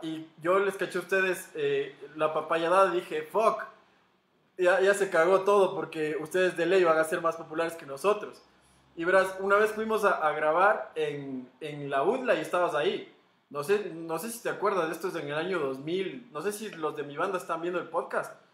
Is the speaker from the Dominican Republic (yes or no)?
no; Ecuador; Como buen ecuatoriano migrante que soy